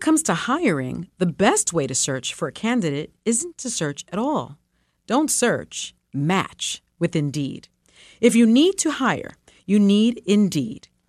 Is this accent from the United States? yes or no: yes; New York City, New York, United States; first language Spanish; English is a second language; I was born in the Bronx projects and raised in the South Bronx projects